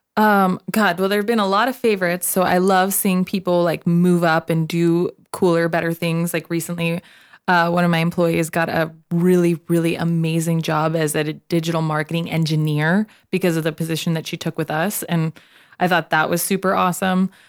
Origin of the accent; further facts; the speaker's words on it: Nogales, Arizona, United States; I am from Nogales, Arizona